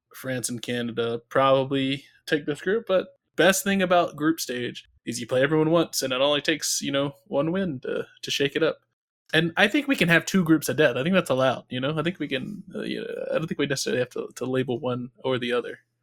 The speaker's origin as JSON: {"language": "English", "region": "North Carolina", "country": "United States", "tie": "born or raised there", "said": "growing up in North Carolina"}